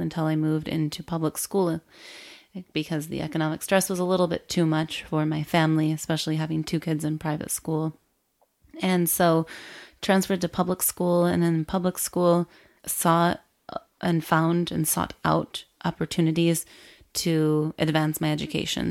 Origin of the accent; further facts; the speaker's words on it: rural Michigan, United States; moved away as an adult; also born or lived in Miami, Florida / Chicago; I was raised in Michigan, in the rural area of Michigan.